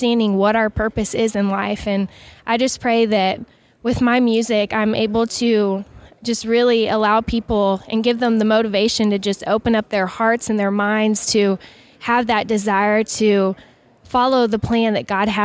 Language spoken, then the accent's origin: English; Lampasas, Texas, United States; We're actually from Lampasas, Texas